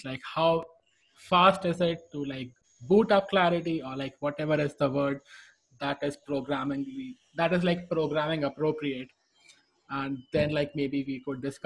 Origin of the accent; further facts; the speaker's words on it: India; moved away; my home country, India